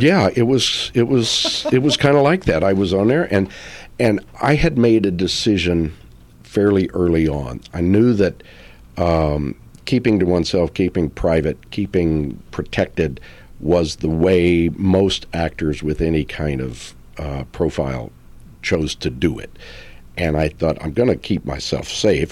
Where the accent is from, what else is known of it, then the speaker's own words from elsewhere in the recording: Texas, United States; I grew up in Texas